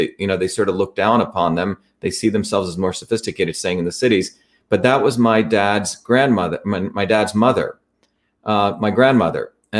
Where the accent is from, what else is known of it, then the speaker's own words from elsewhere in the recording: Livingston, New Jersey, United States; also born or lived in Bombay, India; So I grew up in Patterson and then in Clifton. And then in Parsippany, and then Livingston.